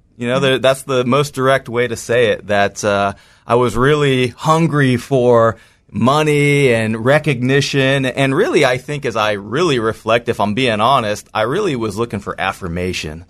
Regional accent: just outside of San Francisco, California, United States; I grew up in the United States, just outside of San Francisco, California

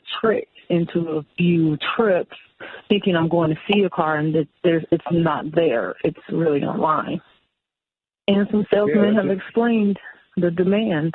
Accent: Pontiac, Michigan, United States; I am from Pontiac

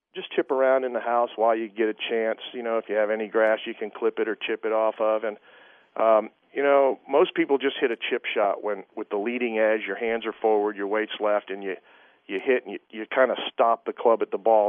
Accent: United States; I'm an American

